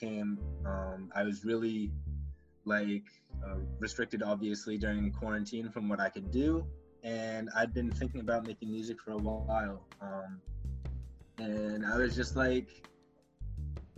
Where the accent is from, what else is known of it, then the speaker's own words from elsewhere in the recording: Gloucester, Massachusetts, United States; I am from Gloucester, Massachusetts, about 45 minutes north of Boston